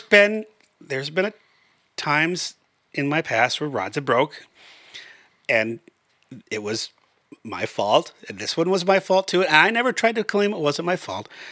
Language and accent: English; Brooklyn Park, Minnesota, United States; I grew up in Brooklyn Park